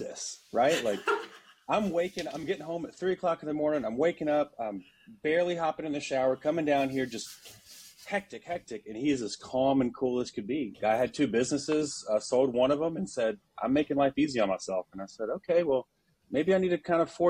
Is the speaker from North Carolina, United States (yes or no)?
no; Shreveport, Louisiana, United States; moved away as an adult; now in San Antonio, United States; born and raised in Shreveport, Louisiana, so North Louisiana. I was there pretty much my entire life up until I was 20 years old.